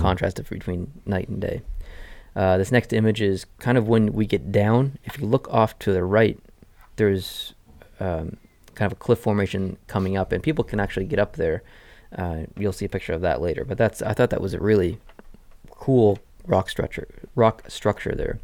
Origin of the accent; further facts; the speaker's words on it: Canada; as a Canadian going to America